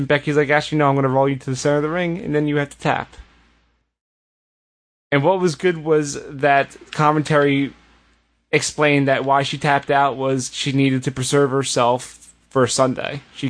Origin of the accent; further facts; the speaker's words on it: United States; As an American